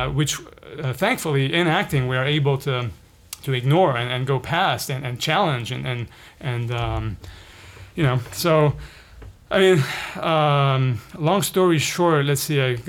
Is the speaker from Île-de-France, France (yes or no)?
yes; Paris, Île-de-France, France; moved away as an adult; also born or lived in Lebanon / Bay Area, California; now in California, United States; I ended up growing up in Paris for the next 15 years.